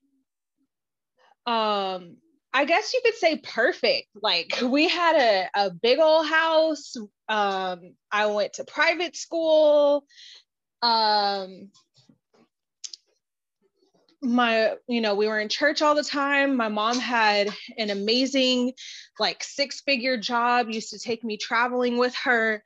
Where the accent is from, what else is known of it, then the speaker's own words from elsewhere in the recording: Los Angeles, California, United States; I grew up in Los Angeles